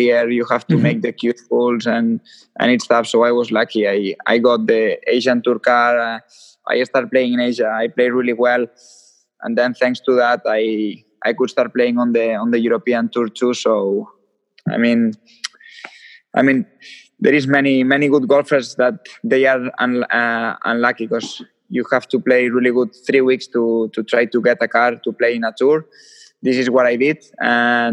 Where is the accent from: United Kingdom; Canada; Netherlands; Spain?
Spain; Lleida, Catalonia; And I'm from Lleida. It's a city which is 150 kilometers from Barcelona